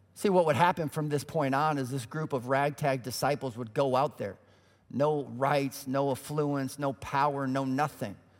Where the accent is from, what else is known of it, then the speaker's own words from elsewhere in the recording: Colorado, United States; moved away as an adult; also born or lived in Illinois; We grew up in Colorado